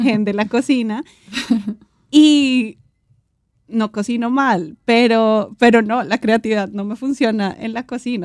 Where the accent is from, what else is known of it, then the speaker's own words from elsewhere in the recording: Colombia; nosotros como colombianos